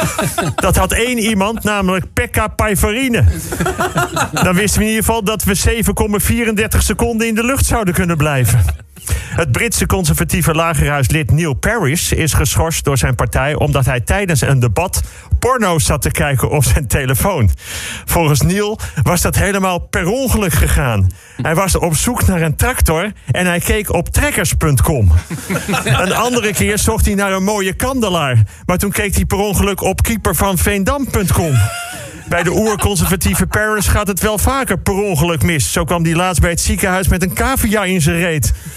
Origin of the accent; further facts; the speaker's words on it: Bussum, North Holland, Netherlands; in Bussum, waar ik vandaan kom